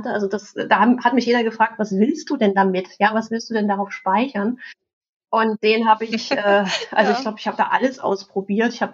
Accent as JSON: {"language": "German", "region": "East Germany", "country": "Germany", "tie": "born or raised there", "said": "ich bin in der DDR aufgewachsen und da gab es den Kleinkomputer"}